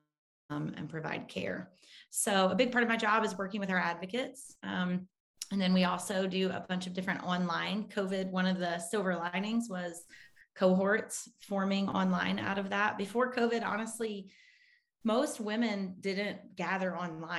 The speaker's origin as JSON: {"language": "English", "town": "Munford", "region": "Tennessee", "country": "United States", "tie": "born or raised there", "also_born_or_lived": "Pennsylvania", "moved": "as an adult", "said": "we grew up outside of Memphis in Munford."}